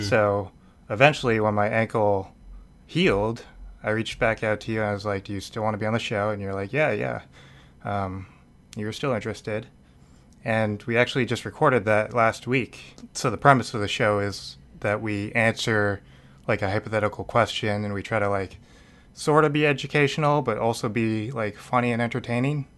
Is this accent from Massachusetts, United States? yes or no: yes; Needham, Massachusetts, United States; I am from Massachusetts. I'm, I was born in, uh, suburbs of Boston